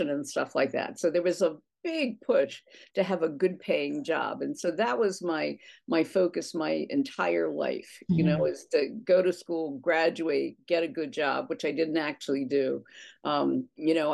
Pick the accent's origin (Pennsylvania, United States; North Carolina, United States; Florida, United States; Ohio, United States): Pennsylvania, United States; near Drexel Hill; I grew up closer to Drexel Hill, and a suburban girl